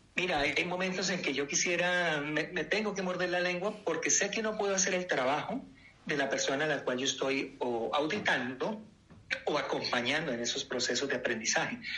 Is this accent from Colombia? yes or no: yes; Colombia; moved away; also born or lived in United States; Soy colombiano, nacionalizado en Estados Unidos hace 25 años